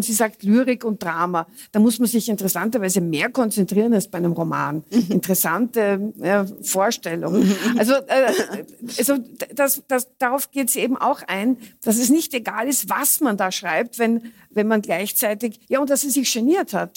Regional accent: Austria; bei uns in Österreich

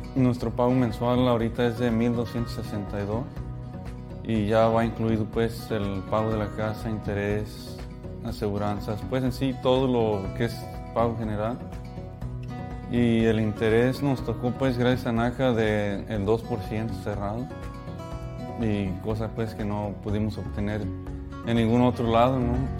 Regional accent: Mexico; now in Atlanta, United States; igual mexicano

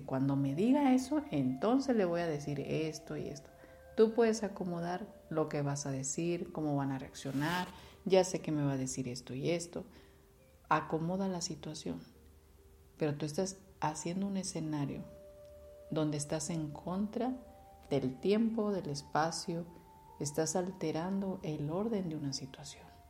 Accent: Mexico; como sociedad y como cultura mexicana que tenemos

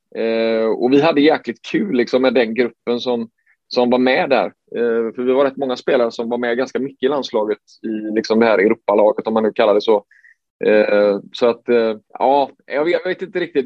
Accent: Sweden; som svensk

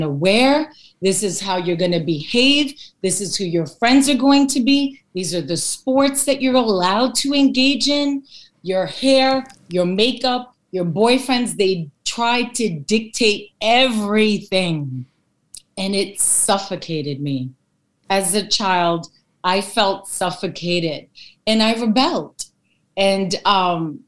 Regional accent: New York City, New York, United States; I was born in the Bronx here in New York, and I'm from Greek American descent. I'm first generation

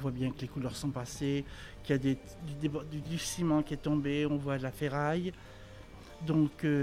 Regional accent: Poitiers, Nouvelle-Aquitaine, France; Je suis originaire de Poitiers. Ma famille est autour de Poitiers.

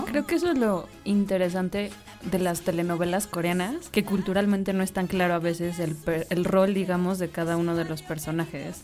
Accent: Mexico; como mexicano

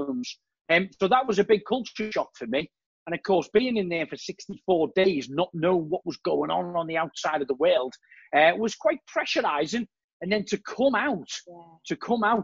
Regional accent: Liverpool, North West England, United Kingdom; accent: Scouse; moved away as an adult; also born or lived in Shropshire; I haven't quite lost my accent

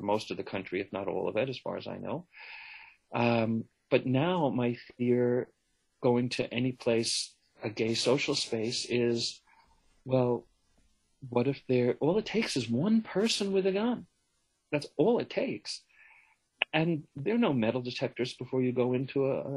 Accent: United States; first language English

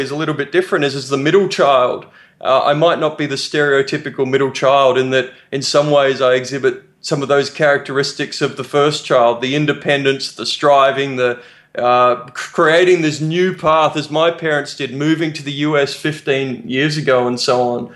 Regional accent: Australia; I'm from Australia. My parents are English immigrants who moved to Australia in the 60s

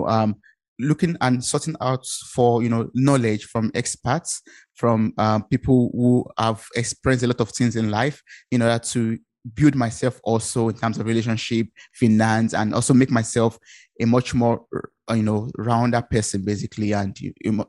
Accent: Ibadan, Oyo, Nigeria; moved away as an adult; now in Germany; I come originally from Nigeria. I'm based in Germany

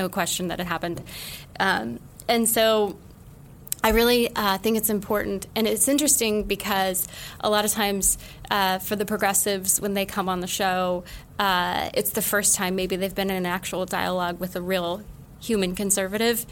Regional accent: Utah, United States; now in New York City, United States; being from Utah, but living in other parts of the state as a Mormon

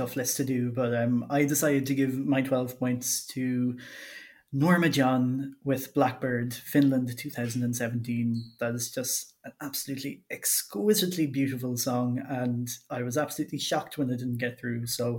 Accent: Ireland; As an Irish person

